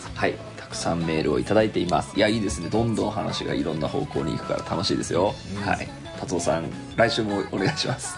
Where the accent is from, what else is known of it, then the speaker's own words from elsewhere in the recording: Tokyo, Japan; 俺の場合だと東京に育ってても